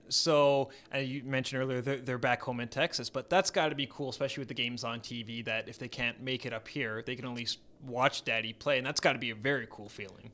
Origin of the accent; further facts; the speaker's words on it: Edmonton, Alberta, Canada; growing up here i, in Edmonton like I did